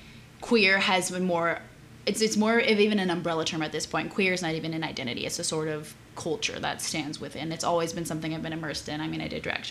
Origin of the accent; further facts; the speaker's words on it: Brazil; now in United States; I was born in Brazil. As of 2 years ago, I am an American citizen, so dual citizenship.